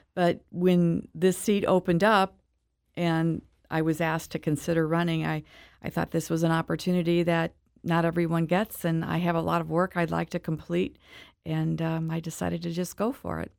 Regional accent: Webster Groves, Missouri, United States; moved away as an adult; also born or lived in East Coast; I grew up in Webster Groves, went to Mizzou

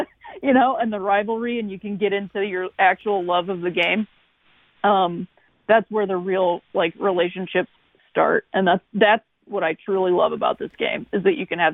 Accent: Akron, Ohio, United States; also born or lived in Chicago; now in St. Louis, United States; I'm from Akron, Ohio, and that's, you know, northeastern Ohio

